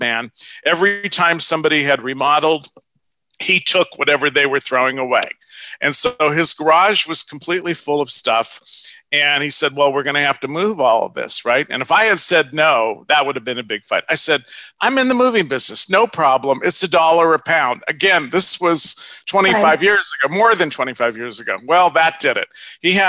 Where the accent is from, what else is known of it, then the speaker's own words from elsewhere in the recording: Los Angeles, California, United States; also born or lived in Ohio / Orange County, California; I grew up in North Hollywood, California. We moved from Ohio